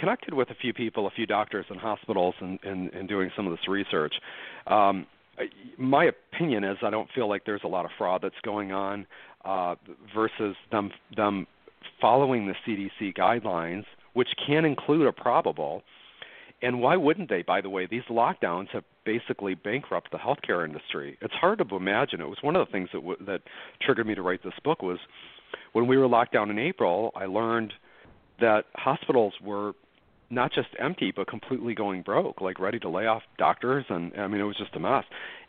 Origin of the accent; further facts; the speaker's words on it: United States; I was recreationally, just as an American, following the two cruise ships that were quarantined in February and March.